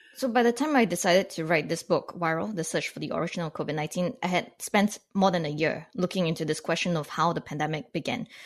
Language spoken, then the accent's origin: English; Canada; as a non-American, as a Canadian looking in on this